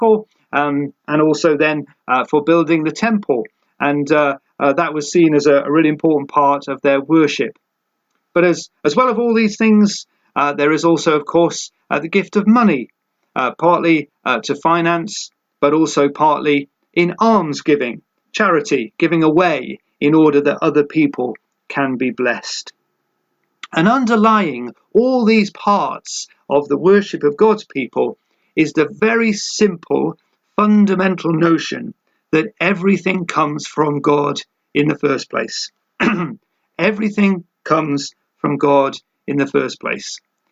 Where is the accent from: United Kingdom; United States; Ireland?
United Kingdom; for us as British people